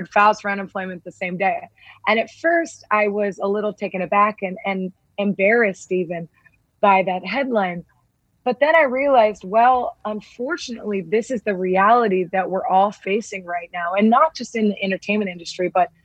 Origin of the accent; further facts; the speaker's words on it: Southern California, United States; growing up in Southern California